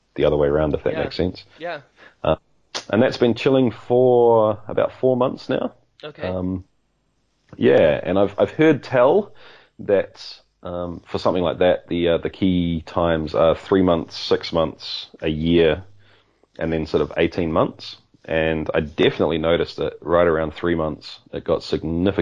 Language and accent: English; New Zealand; also born or lived in Australia; I was born in Australia, grew up in New Zealand with ties to other places too